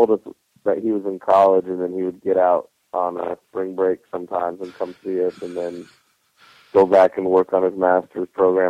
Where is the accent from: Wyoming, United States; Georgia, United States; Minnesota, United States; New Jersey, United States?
Wyoming, United States; Cheyenne; I grew up in Cheyenne, Wyoming. It's pretty small.